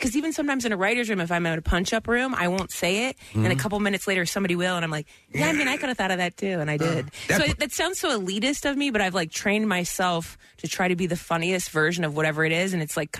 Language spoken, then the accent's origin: English; Dayton, Ohio, United States; moved away; in Dayton in my hometown.